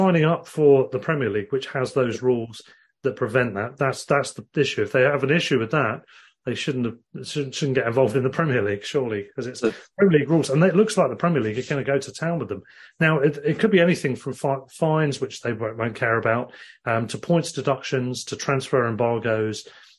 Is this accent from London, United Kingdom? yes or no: no; Worthing, South East England, United Kingdom; Worthing as my hometown team.